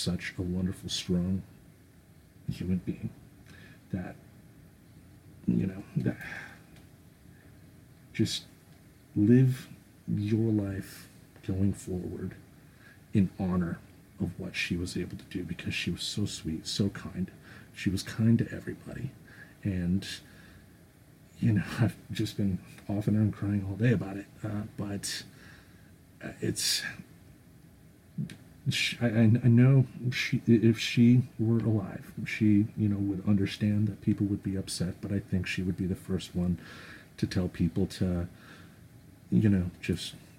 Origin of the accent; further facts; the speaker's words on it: Grand Rapids, Michigan, United States; I was born and raised in Grand Rapids, Michigan